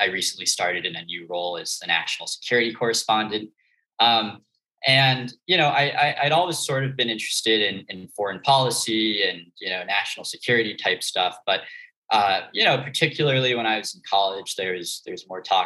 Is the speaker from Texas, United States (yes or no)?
no; suburbs of New York City, United States; I grew up in New York, in the suburbs of New York City.